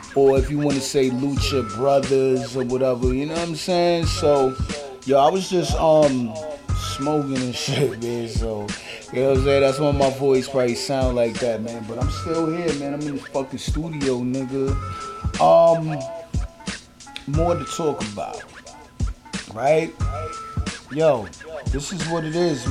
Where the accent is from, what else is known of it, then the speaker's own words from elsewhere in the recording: New York City, New York, United States; I am from Brooklyn